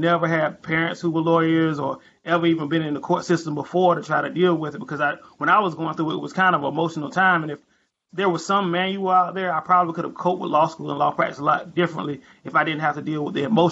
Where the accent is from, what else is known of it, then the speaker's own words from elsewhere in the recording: North Carolina, United States; North Carolina lawyer. I've been practicing criminal defense for about 5 years now. I do a lot of drugs, a lot of DWIs, a lot of assaults in my hometown